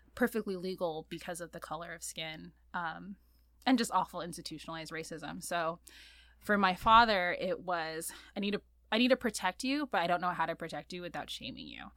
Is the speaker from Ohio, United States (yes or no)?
no; La Palma, California, United States; also born or lived in Santa Cruz, California / Queens, New York; I grew up in Orange County, North Orange County, a little town called La Palma